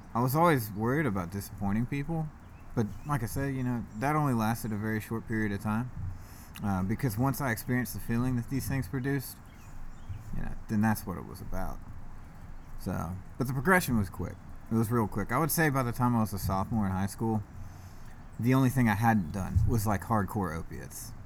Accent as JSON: {"language": "English", "area": "East Cobb", "region": "Georgia", "country": "United States", "tie": "born or raised there", "said": "I grew up in East Cobb, like, not even 10 minutes from where we're at right now"}